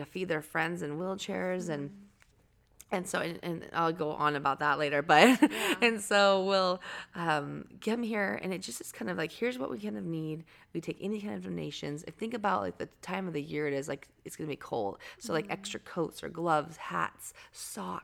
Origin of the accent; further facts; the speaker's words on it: Anacortes, Washington, United States; moved away; I'm from Seattle area. I mean, the Northwest. So Anacortes is like north of Seattle